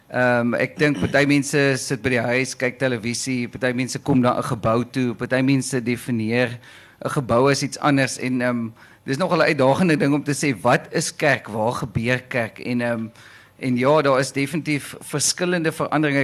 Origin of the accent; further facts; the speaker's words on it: Caledon, Western Cape, South Africa; moved away; ek kom al van Calydon af, 'n lekker platlandse plek en toe ek groot geword het, het almal kerk toe gegaan